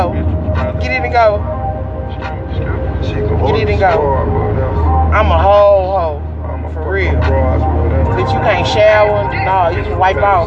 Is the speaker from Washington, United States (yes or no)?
no; Dallas, Texas, United States; in Dallas, Texas, Lancaster is Lancaster